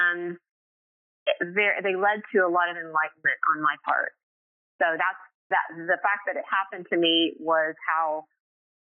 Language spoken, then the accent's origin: English; Middleport, Ohio, United States; moved away; I grew up in Ohio, a little town called Middleport, Ohio.